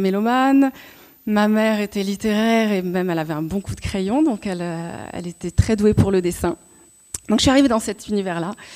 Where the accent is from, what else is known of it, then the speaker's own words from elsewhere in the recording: Montreuil, Île-de-France, France; je suis née à Montreuil